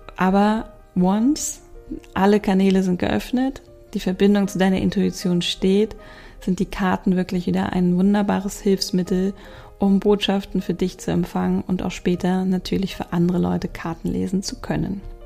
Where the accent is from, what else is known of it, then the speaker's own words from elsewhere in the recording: Hamburg, Germany; bei uns in Hamburg